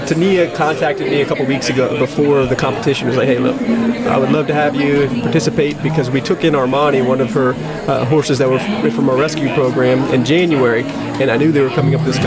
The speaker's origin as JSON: {"language": "English", "region": "Texas", "country": "United States", "said": "I'm from Texas, you know, we live in Texas"}